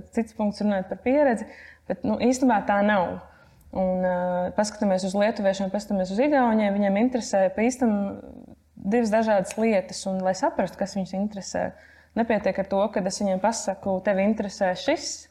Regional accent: Latvia; es esmu no Latvijas

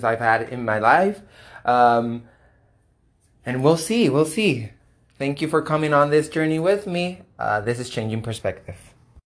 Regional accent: Puerto Rico; moved away as an adult; now in United States; we're both Puerto Ricans, we both moved about, would you say 2.5 years ago?

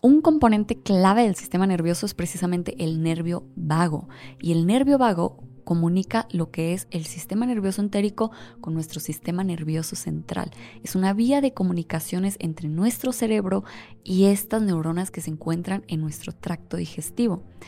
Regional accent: Mexico; nosotros como mexicanos

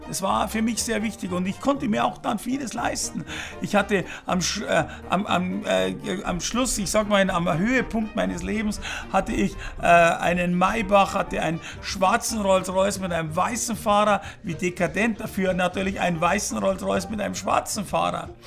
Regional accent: Fürstenfeldbruck, Bavaria, Germany; born there; Ich bin geboren in Fürstenfeldbruck bei München.

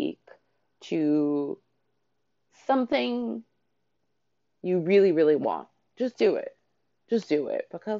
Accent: Canada; moved away; I grew up in Canada.

